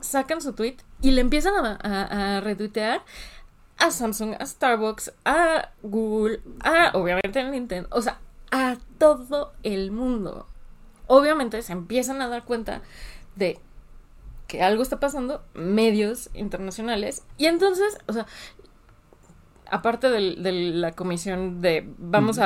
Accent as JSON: {"language": "Spanish", "country": "Mexico", "said": "no como mexicanos"}